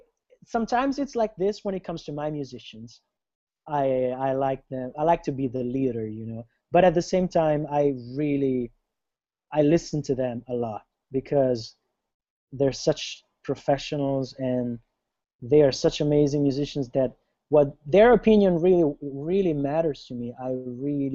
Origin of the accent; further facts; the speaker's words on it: Italy; moved away; I'm from Italy. I'm originally from Italy.